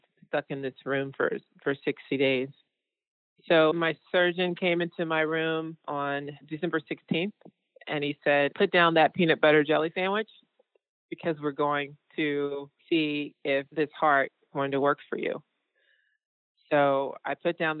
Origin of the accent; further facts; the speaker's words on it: Georgia, United States; I am a painter from Georgia